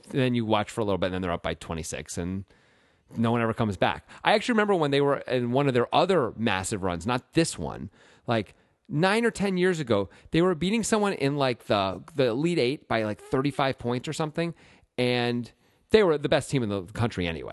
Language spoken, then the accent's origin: English; Connecticut, United States; I grew up in Connecticut